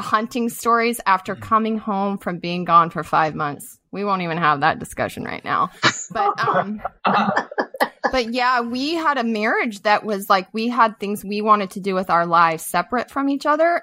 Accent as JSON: {"language": "English", "region": "Montana", "country": "United States", "tie": "born or raised there", "also_born_or_lived": "Colorado", "said": "I grew up in Montana, uh, Colorado, and Montana"}